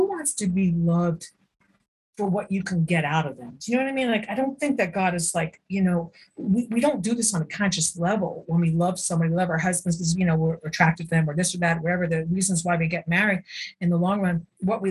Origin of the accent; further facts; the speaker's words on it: United States; I'm an American, right? Life, liberty, and the pursuit of happiness. This is what it's about. We don't know anything else. We grew up in this culture